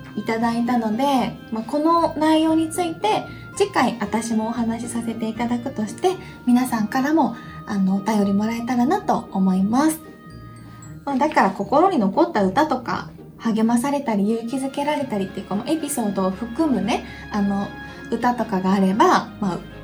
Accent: Hiroshima, Japan; accent: Hiroshima dialect; now in Tokyo, Japan; 広島弁は別に癖じゃないけん

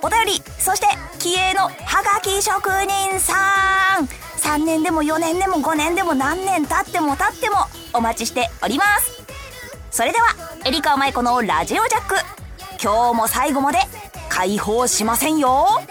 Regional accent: Saitama, Japan; 私も結構ね、埼玉県のちょっと田舎の方出身なんで、小さい頃はザリガニ釣りとかがすごく流行って

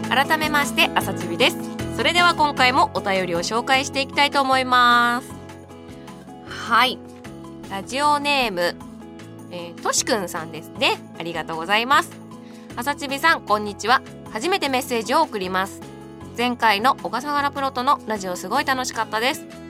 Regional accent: Nagoya, Aichi, Japan; accent: Nagoya dialect; moved away; 出身は愛知県ですね。名古屋になります。

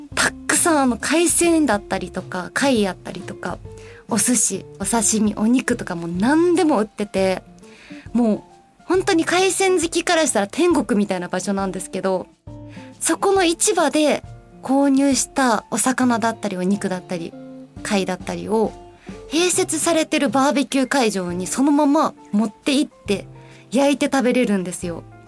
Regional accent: Osaka, Japan; moved away as an adult; now in Tokyo, Japan; 地元が大阪なんですけど東京に引っ越ししてきて5年ちょっと経つんですけど

